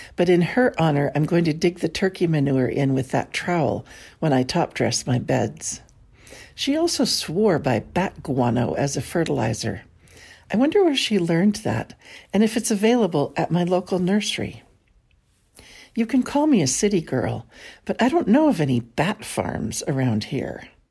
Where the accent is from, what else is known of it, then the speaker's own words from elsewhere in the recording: San Francisco, California, United States; Born and raised in San Francisco